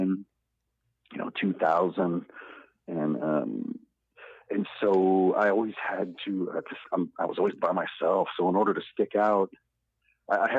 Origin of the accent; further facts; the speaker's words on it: Iowa, United States; when I kind of moved to Iowa City, it was 1998